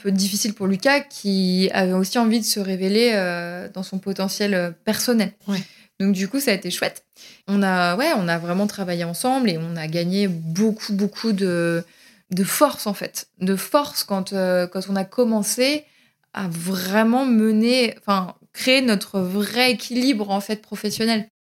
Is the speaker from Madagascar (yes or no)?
no; Paris, Île-de-France, France; Moi, je suis une parisienne dans l'âme.